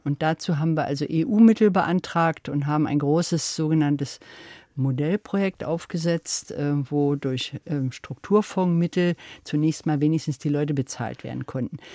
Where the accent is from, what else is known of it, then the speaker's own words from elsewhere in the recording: East Germany, Germany; ich bin also ja in der DDR aufgewachsen